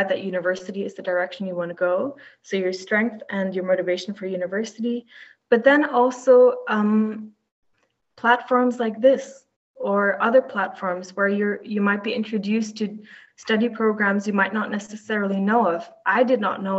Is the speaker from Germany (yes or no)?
yes; Düsseldorf, North Rhine-Westphalia, Germany; moved away as an adult; now in Maastricht, Netherlands; I'm from Germany, from Düsseldorf, which is pretty close to Maastricht.